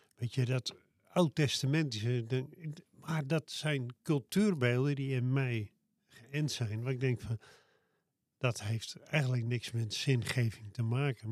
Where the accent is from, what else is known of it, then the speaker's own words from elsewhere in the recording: Loenen aan de Vecht, Utrecht, Netherlands; de buurt van Loen aan de Vecht, waar ik vandaan kom.